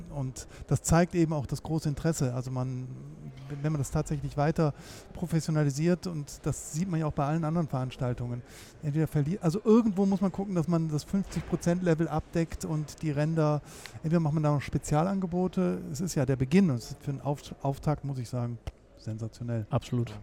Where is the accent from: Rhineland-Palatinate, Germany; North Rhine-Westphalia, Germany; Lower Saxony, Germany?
North Rhine-Westphalia, Germany; Bonn; wo ich herkomme. Ich komme aus Bonn